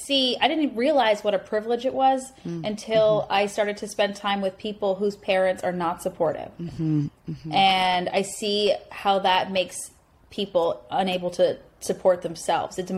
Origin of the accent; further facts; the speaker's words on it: Canada; moved away as an adult; now in United States; I'm Canadian